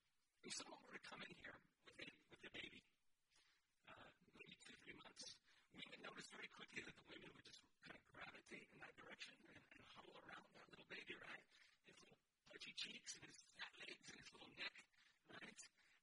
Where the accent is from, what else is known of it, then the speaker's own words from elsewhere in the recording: California, United States; I'm …. …. I'm originally from California. I'm a military brat. So I transplanted here at some point, and this is where I've been for the most part for the last 25, 26 years.